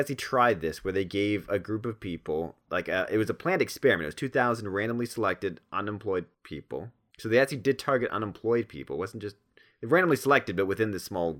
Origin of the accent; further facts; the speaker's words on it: Toronto, Ontario, Canada; Well, I'm from Toronto